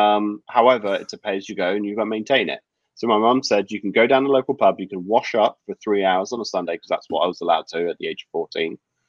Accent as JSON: {"language": "English", "town": "Cheddington", "region": "South East England", "country": "United Kingdom", "moved": "yes", "said": "I'm from this small village called Cheddington. It's a small community village."}